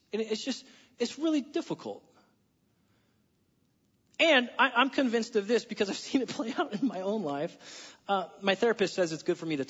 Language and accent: English; United States; I'm an American